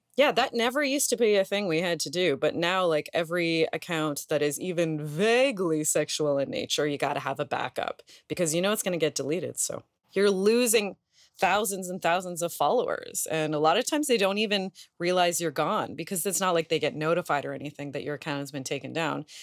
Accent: Canada; we're Canadian

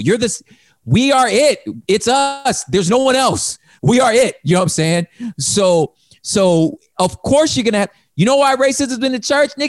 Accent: California, United States; I don't cease being a Californian when I become a grab, still a Californian

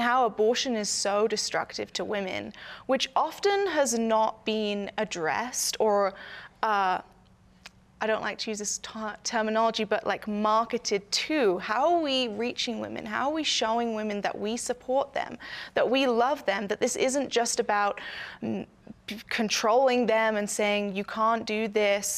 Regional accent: United Kingdom; now in United States; I am not American. I'm actually British.

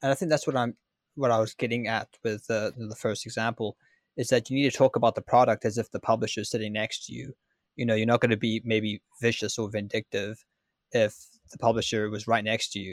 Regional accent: Ireland

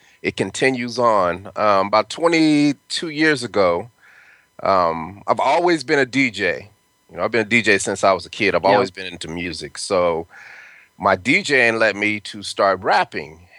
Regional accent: Denver, Colorado, United States; moved away; also born or lived in California; I'm from Denver, Colorado, and I went to school in Cali

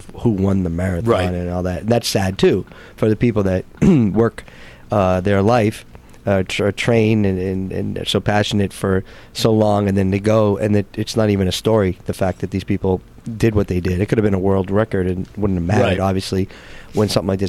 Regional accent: Framingham, Massachusetts, United States; moved away; I grew up in Framingham, 20 miles west of Boston

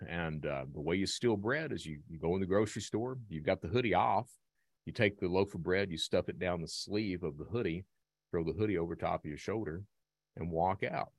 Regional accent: Hazard, Kentucky, United States; I'm from Eastern Kentucky, Hazard, Kentucky

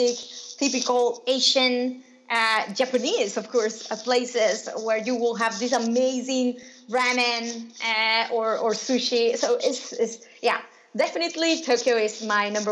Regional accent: Nicaragua; moved away; also born or lived in Spain; I am originally from Nicaragua

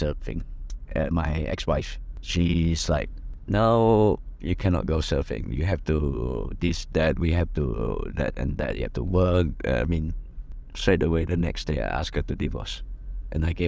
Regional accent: London, United Kingdom; moved away; I was from England, from London

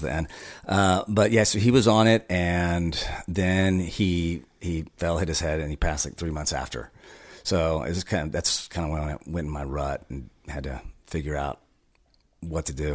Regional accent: Houston, Texas, United States; also born or lived in Thailand; now in Austin, United States; I grew up in Houston

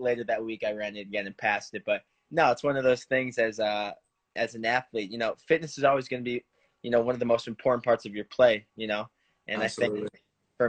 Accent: Palatine, Illinois, United States; I'm from Palatine, Illinois, northwest suburbs of Chicago

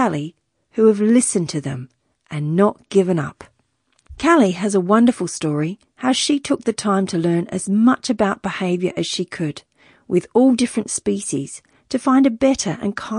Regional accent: Wiradjuri country, New South Wales, Australia; now in Brisbane, Australia; I was born in Wiradjuri country

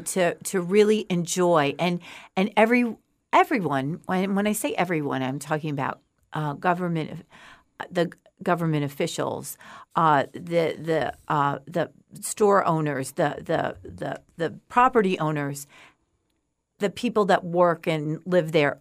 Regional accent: outside of Woodstock, New York, United States; moved away as an adult; also born or lived in Oklahoma; now in Fort Myers, United States; I grew up outside of Woodstock

